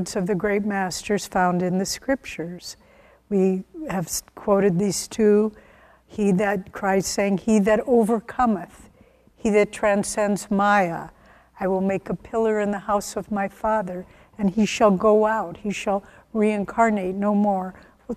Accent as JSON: {"language": "English", "region": "the Midwest of America", "country": "United States", "tie": "born or raised there", "said": "I was born in the Midwest of America"}